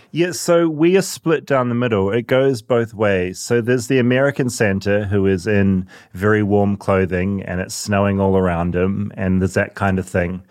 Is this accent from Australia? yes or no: no; New Zealand; moved away as an adult; now in United States; being a New Zealander